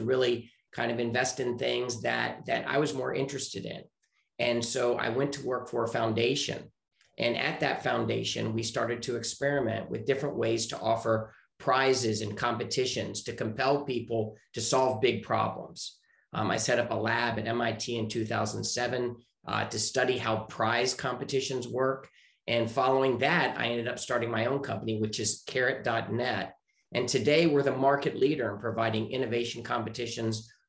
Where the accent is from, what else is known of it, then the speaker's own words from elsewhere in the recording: Richmond, Virginia, United States; moved away as an adult; also born or lived in Chicago; now in Santa Monica, United States; I am originally from Richmond, Virginia, and I grew up there.